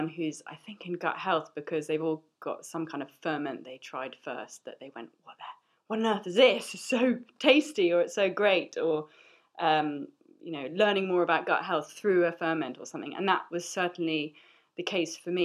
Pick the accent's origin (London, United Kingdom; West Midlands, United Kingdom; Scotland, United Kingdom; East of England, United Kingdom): London, United Kingdom; I'm a chef and I'm from London